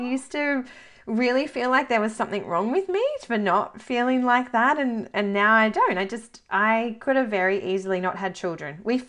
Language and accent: English; New South Wales, Australia; moved away as an adult; also born or lived in Northern Territory / Darwin / Alice Springs / Solomon Islands; So I grew up in New South Wales, moved to the territory, spent a lot of time working as a midwife in both Darwin and Alice Springs and then remote Aboriginal communities. And then lived in the Solomon Islands on a tiny island that was like 10 kilometers in diameter.